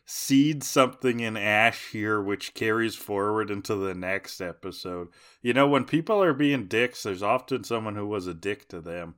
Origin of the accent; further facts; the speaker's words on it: Canada; as a Canadian